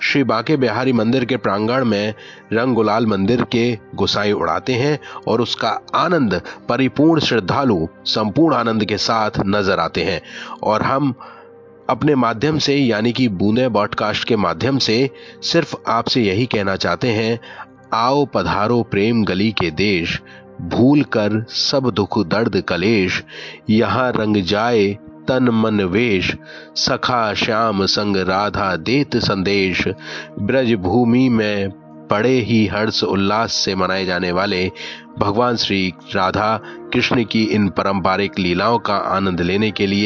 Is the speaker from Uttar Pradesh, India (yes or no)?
yes; Mathura, Uttar Pradesh, India; दोस्तों मैं मथुरा से हूं और आपको मैं जानकारी दूंगा यहाँ की सबसे प्रचलित होली के बारे में